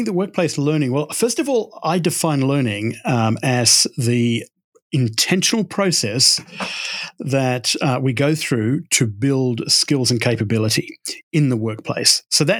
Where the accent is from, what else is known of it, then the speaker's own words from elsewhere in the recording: Texas, United States; also born or lived in London, United Kingdom; And as you can tell by my accent, I grew up in Texas. That was a wrong story. And I came to America in 2009. My wife's American, and we moved over here from London, where I was doing a lot of work.